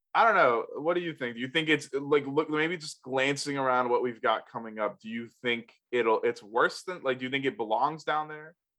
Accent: the Carolinas, United States; as a kid, like growing up in the Carolinas, we didn't get snow a lot

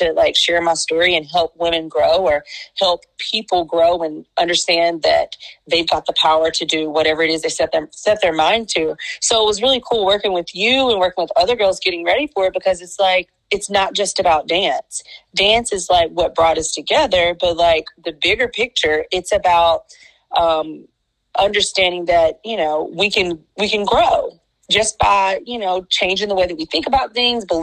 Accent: Picayune, Mississippi, United States; I am from the beautiful state of Mississippi, born and raised in Picayune

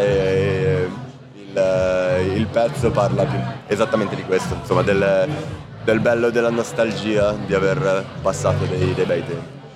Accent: Italy; siamo tutti italiani, siamo tutti cresciuti in Italia

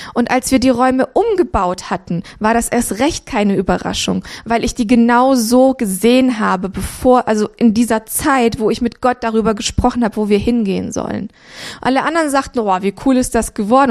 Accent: Romania; now in Cologne, Germany; ich bin in Rumänien geboren worden, 84.

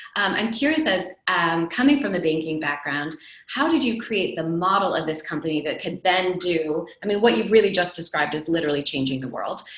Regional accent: United States; moved away as an adult; also born or lived in Silicon Valley; now in Europe; I, as an American, now living in Europe, almost December will be three years that I've been living here

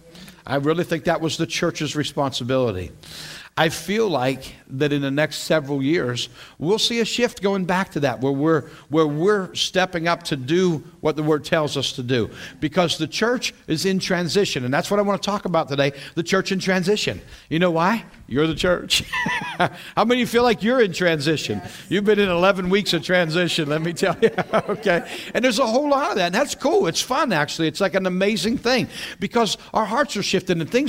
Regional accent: western Pennsylvania, United States; also born or lived in Allentown, Pennsylvania / Battle Creek, Michigan; now in south central Pennsylvania, United States; I grew up in western Pennsylvania.

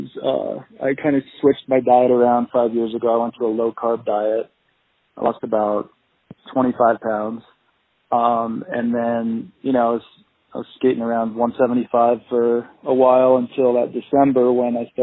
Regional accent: Colorado, United States; moved away as an adult; also born or lived in Pennsylvania; now in Miami, United States; I grew up in Colorado

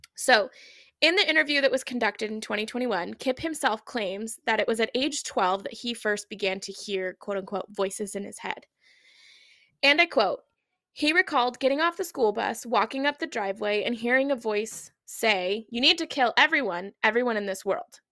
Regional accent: Oregon, United States; growing up in Oregon

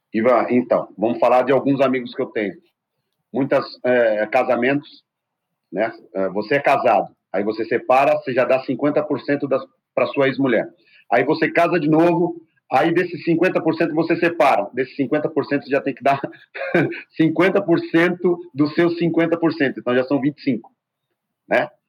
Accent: Brazil; also born or lived in Spain; nós somos brasileiros

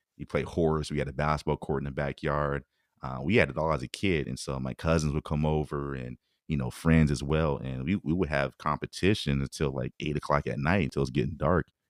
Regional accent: Bay Area, California, United States; moved away as an adult; I grew up on the peninsula side

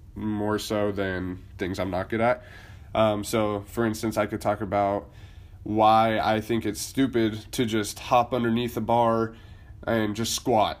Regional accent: Boise, Idaho, United States; moved away; I am originally from Boise, Idaho

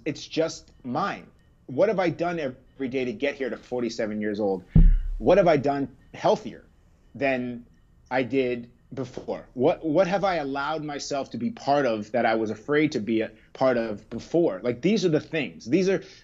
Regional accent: Harwich, Massachusetts, United States; also born or lived in Brooklyn; So we're from Cape Cod. We're from Harwich. I spent most of my first 11 years in Harwich

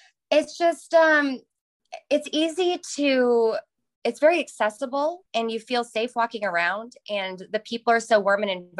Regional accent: Indiana, United States; moved away as an adult; now in Concord, United States; I was born in Indiana and I moved to Charlotte about 6 years ago

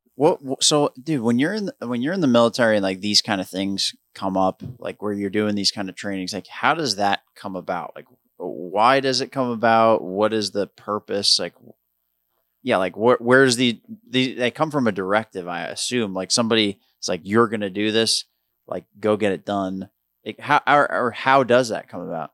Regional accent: Long Island, New York, United States; moved away; I grew up on Long Island

